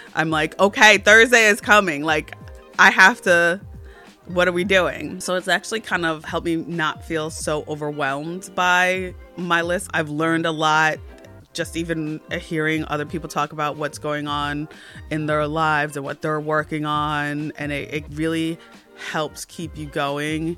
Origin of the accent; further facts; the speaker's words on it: New Jersey, United States; I'm from New Jersey